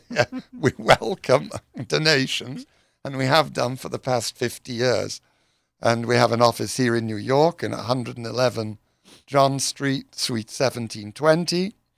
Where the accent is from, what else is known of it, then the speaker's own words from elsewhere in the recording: United Kingdom; I'm British